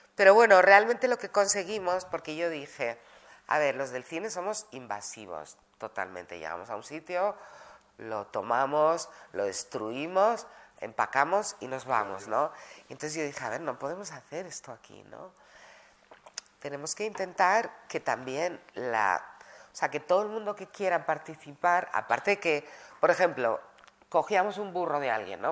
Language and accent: Spanish; Madrid, Community of Madrid, Spain; moved away as an adult; also born or lived in Granada / London / New York; Cuando éramos pequeños salimos de Granada, llegamos a Madrid